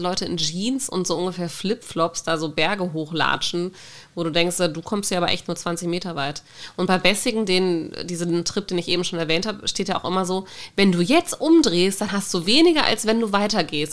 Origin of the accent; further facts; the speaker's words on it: Germany; now in Norway; Ich überlege die ganze Zeit, wie wir uns da als Deutsche rächen können